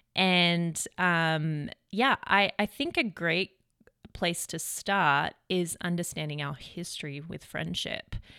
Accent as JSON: {"language": "English", "country": "Australia", "also_born_or_lived": "Redding, California", "moved": "yes", "lives_now": "United States", "said": "being an Australian living in America"}